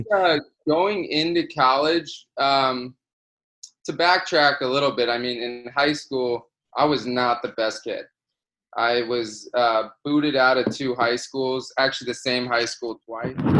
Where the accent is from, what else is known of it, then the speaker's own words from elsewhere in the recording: Florida, United States; moved away as an adult; I grew up in Florida